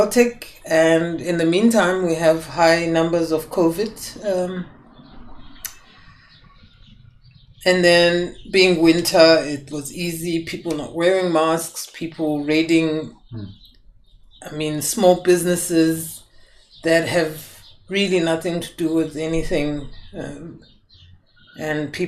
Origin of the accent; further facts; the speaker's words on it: Johannesburg, Gauteng, South Africa; being a South African